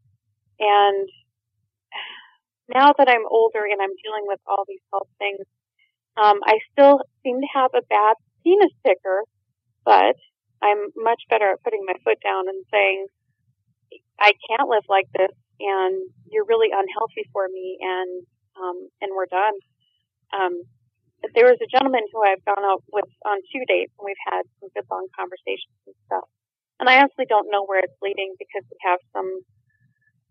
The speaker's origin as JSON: {"language": "English", "region": "Minnesota", "country": "United States", "tie": "born or raised there", "moved": "as an adult", "said": "I landed back in my home state after being gone for 20 years"}